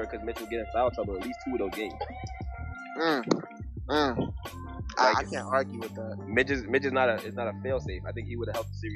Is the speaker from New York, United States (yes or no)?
yes; New York City, New York, United States; I'm from the Bronx